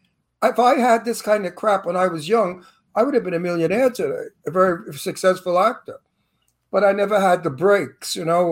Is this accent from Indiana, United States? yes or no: no; New York City, New York, United States; accent: Brooklyn; also born or lived in Long Island; now in Palm Springs, United States; But I'm from Brooklyn. They hire me to play a Brooklyn mafia all the time because I look like one, I sound like one.